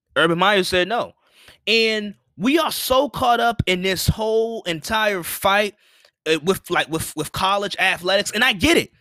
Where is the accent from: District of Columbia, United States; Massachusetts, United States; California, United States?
District of Columbia, United States; Washington; I'm from Washington D, I'm from D C, I'm from Washington D C